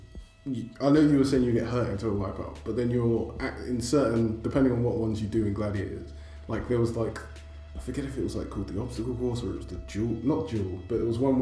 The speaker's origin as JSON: {"language": "English", "region": "New Jersey", "country": "United States", "said": "I'm an accountant from Jersey."}